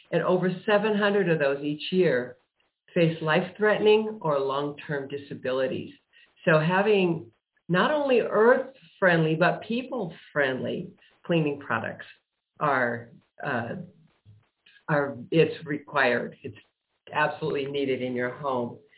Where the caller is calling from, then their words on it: Prescott Valley, Arizona, United States; I am in Prescott Valley, Arizona.